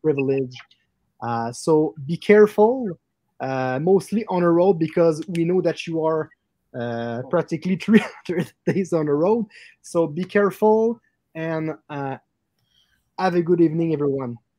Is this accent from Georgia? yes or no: no; Quebec City, Quebec, Canada; we are uh, located in Quebec City, Canada